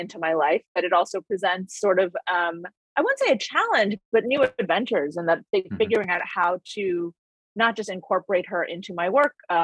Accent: Connecticut, United States; first language English; also born or lived in Bahamas / Brooklyn, New York; now in New York, United States; I also come from Connecticut, which I claim and is dear to my heart

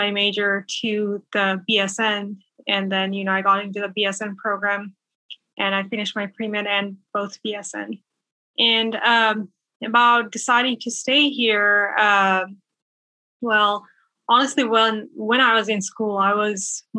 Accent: Bangladesh; moved away as an adult; now in Menifee, United States; I'm originally from Bangladesh and right now I'm living in Menifee. That's in Southern California

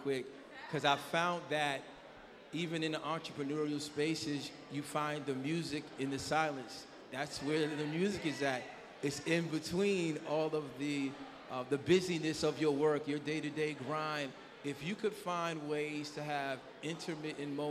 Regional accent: New York, United States; now in Hampton Roads, United States; I'm not even from Hampton Roads, I'm from New York

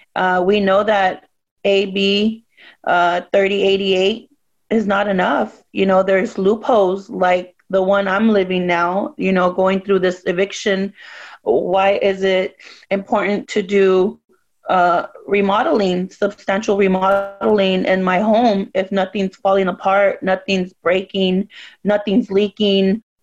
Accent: Tijuana, Baja California, Mexico; now in United States; You know, as an immigrant and a daughter of immigrant parents, we're from Tijuana, Mexico.

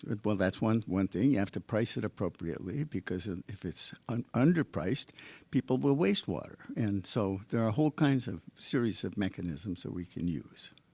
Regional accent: Michigan, United States; also born or lived in Long Island / Boston; now in Long Beach, United States; I grew up in Michigan

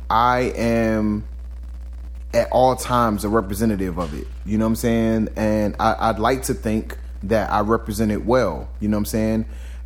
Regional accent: Chicago, Illinois, United States; I am a nigga from the South Side of Chicago

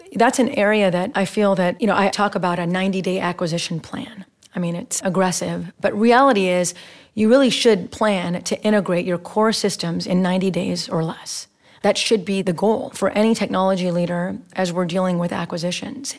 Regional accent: Texas, United States; now in Bay Area, United States; I'm from Texas

